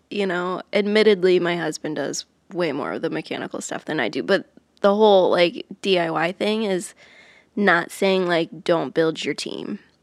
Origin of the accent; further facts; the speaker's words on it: Iowa, United States; moved away as an adult; now in Nashville, United States; I grew up in Iowa